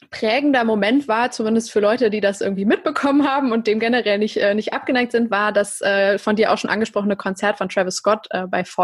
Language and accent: German; Cologne, North Rhine-Westphalia, Germany; das mit der Gamescom zum Beispiel kann ich jetzt als Kölnerin einfach äh, super beschreiben